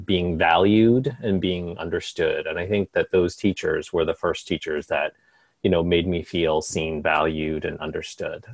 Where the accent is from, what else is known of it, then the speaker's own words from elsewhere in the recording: Carlisle, Pennsylvania, United States; moved away as an adult; also born or lived in New York City; now in Maine, United States; I grew up in um, Carlisle, Pennsylvania